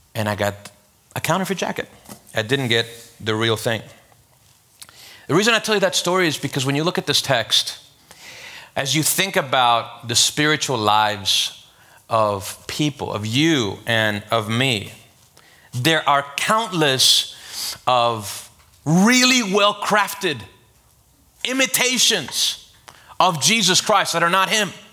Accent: Venezuela; now in Miami, United States; I'm from Venezuela.

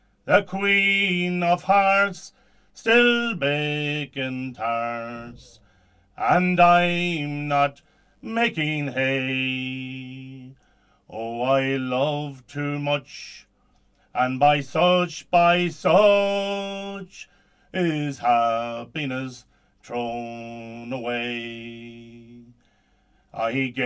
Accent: Drumreilly, Connacht, Ireland; I'm from Drumreilly in Leitrim

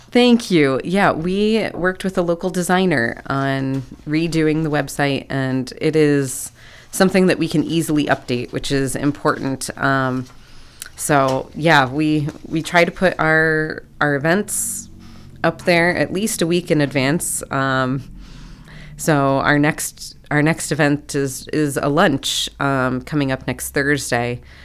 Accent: near Akron, Ohio, United States; moved away as an adult; also born or lived in West Africa; now in Athens, United States; I was raised up near Akron

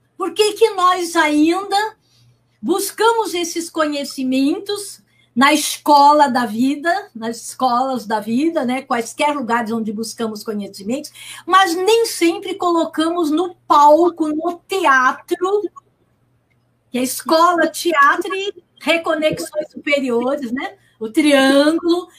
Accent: Santos, São Paulo, Brazil; eu moro aqui e nasci em Santos

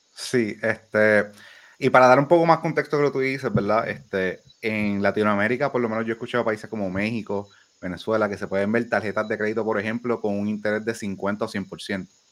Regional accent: Puerto Rico

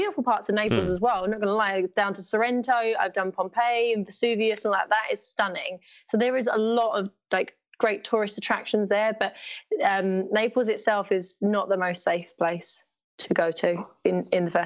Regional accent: London, United Kingdom; I'm from East London.

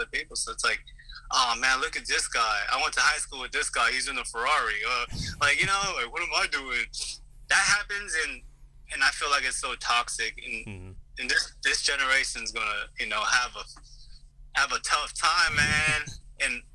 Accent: United States; also born or lived in South Korea; now in Los Angeles, United States; I was born there, but I grew up in the States

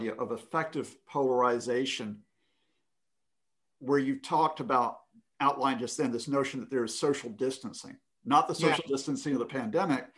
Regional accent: United States; growing up in America

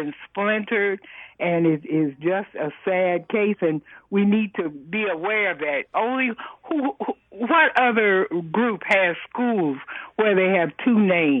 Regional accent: United States; No, I was born in America. I have some white in me. I have some Indian in me.

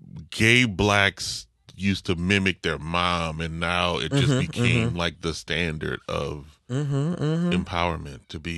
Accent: New Orleans, Louisiana, United States; You know, I like I'm from New Orleans, but I don't speak like I'm from New Orleans. Now, when I'm with family, it's like I get a lazier tongue because I'm around it.

